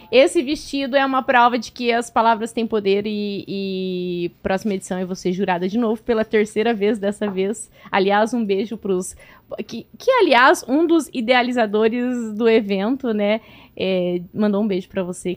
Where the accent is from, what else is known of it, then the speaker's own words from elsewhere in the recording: Cascavel, Paraná, Brazil; moved away; also born or lived in near Pato Branco, Paraná; eu nasci lá, eu morei em Cascavel